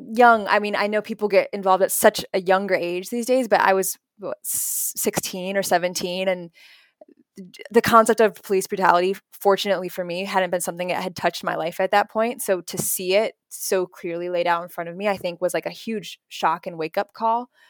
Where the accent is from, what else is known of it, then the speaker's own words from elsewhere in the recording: Naperville, Illinois, United States; I grew up in Naperville